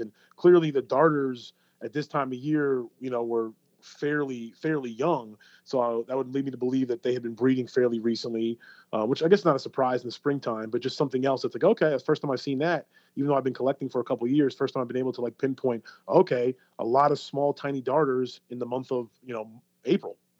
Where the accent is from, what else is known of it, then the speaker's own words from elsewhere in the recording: New York, United States; now in Florida, United States; I grew up in New York